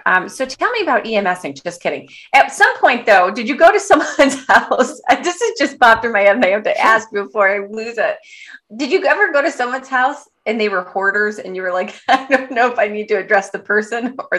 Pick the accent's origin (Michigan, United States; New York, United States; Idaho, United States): Michigan, United States; Detroit; I grew up in Detroit.